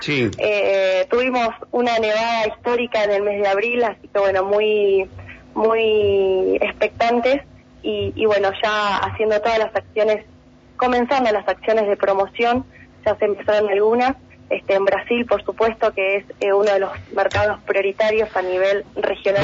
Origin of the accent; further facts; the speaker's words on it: Allen, Río Negro, Argentina; yo soy del Valle